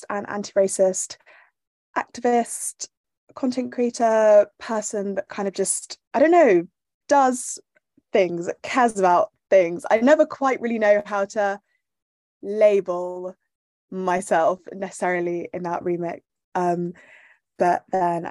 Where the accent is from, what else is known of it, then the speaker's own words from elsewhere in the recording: Bath, South West England, United Kingdom; I grew up in Bath, which is a small city in England